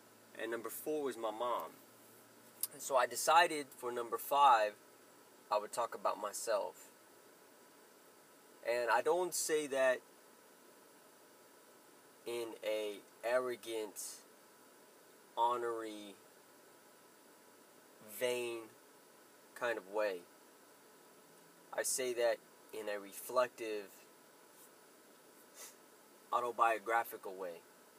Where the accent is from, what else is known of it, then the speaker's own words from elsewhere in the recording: Clovis, New Mexico, United States; born there; I was born on August 7th, 1980, in Clovis, New Mexico. The great state of New Mexico.